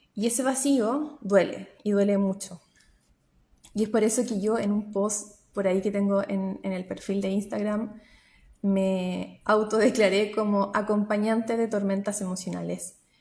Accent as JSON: {"language": "Spanish", "country": "Chile", "moved": "as an adult", "lives_now": "New Zealand", "said": "soy chilena y trabajo como psicóloga a través de Internet, psicóloga online eh, desde Nueva Zelanda"}